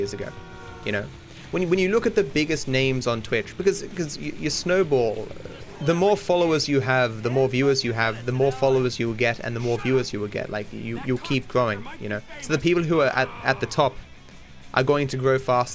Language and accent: English; Australia; I'm Australian